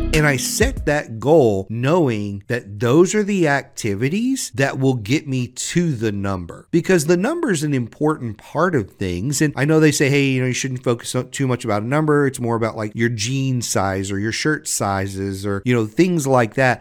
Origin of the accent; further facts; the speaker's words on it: Southwest Louisiana, United States; I grew up in Southwest Louisiana.